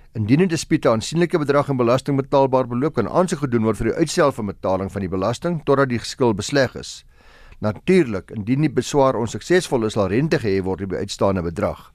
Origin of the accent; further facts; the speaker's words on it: South Africa; ons as Suid-Afrikaners